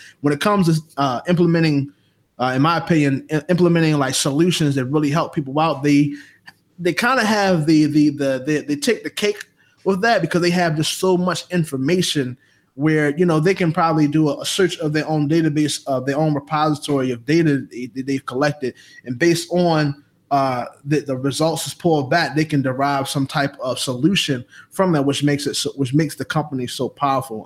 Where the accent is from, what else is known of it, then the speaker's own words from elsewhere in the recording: Baltimore, Maryland, United States; now in Atlanta, United States; I'm from Baltimore, living down here in ATL